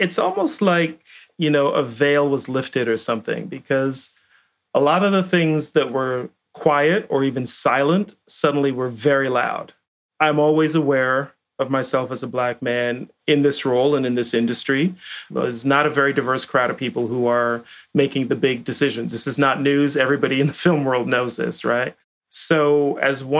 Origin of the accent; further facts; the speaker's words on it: Barbados; also born or lived in England; now in Toronto, Canada; I was born in England, left England when I was 4 years old, went to Barbados and lived in essentially the back of beyond on a farm with my grandparents